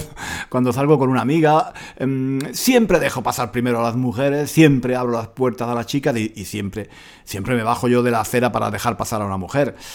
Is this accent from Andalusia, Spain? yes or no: yes; Granada, Andalusia, Spain; moved away as an adult; cuando vuelvo a Granada, a mi, a mi ciudad natal, em, lloro.